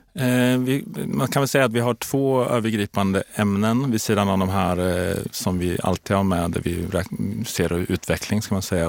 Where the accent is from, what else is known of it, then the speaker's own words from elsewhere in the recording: Linköping, Östergötland, Sweden; moved away as an adult; also born or lived in Kalmar; now in Stockholm, Sweden; jag är från Linköping från början, eh, uppväxt på landet där utanför.